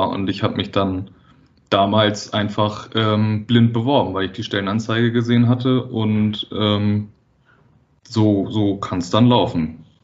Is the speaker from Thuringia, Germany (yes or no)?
no; Wedel, Schleswig-Holstein, Germany; ich bin selber auch äh, in Wedel aufgewachsen, was ja auch ein, quasi so ein Elbvorort ist.